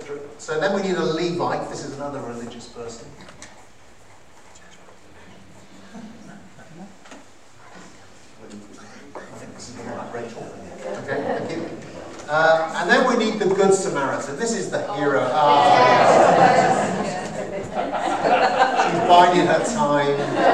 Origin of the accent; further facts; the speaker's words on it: Cardiff, Wales, United Kingdom; I'm from Cardiff